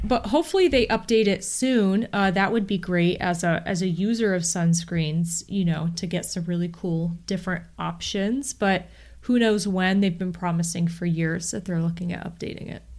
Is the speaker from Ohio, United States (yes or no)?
yes; Akron, Ohio, United States; I'm also from Northeast Ohio